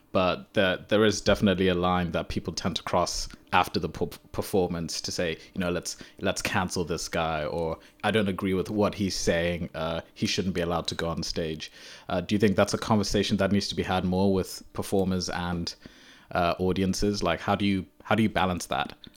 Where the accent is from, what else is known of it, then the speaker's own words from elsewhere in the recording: Zimbabwe; moved away; I'm from Zimbabwe, so I grew up in Zimbabwe.